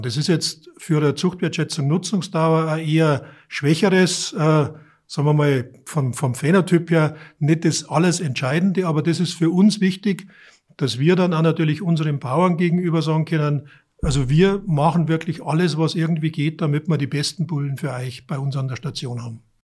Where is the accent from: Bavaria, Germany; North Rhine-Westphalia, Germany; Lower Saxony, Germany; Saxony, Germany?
Bavaria, Germany; Munich area; moved away as an adult; now in Neustadt an der Aisch, Germany; ich komme aus der Münchner, aus dem Münchner Umland